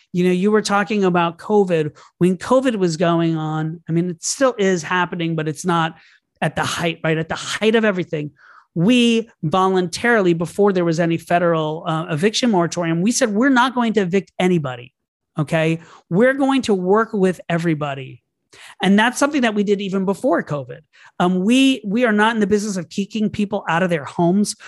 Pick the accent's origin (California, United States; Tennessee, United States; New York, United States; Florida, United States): Florida, United States; Orlando; I grew up in Orlando, Florida.